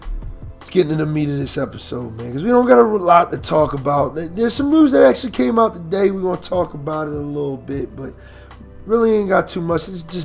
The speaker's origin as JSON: {"language": "English", "town": "Philadelphia", "region": "Pennsylvania", "country": "United States", "said": "because I'm from Philly."}